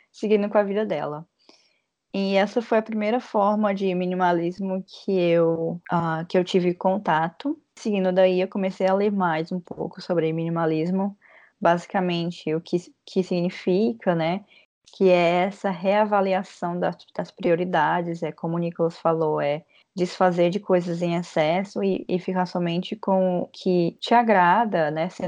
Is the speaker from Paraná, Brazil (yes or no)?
no; Fortaleza, Ceará, Brazil; now in São Paulo, Brazil; O que aconteceu comigo quando eu saí de Fortaleza para São Paulo. Eu saí de Fortaleza para São Paulo com uma mala só de roupas e era uma mala média